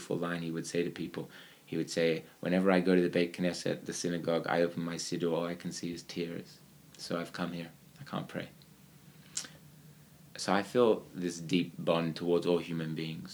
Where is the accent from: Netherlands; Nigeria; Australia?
Australia; moved away; I'm from Australia